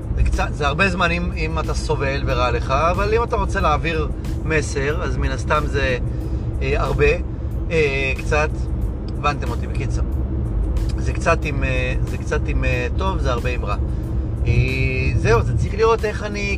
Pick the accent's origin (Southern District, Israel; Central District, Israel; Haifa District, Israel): Haifa District, Israel; Hadera; אני מחדרה